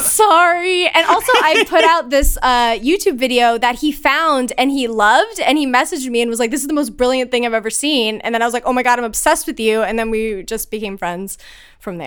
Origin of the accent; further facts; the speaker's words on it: Pottstown, Pennsylvania, United States; I grew up in Pennsylvania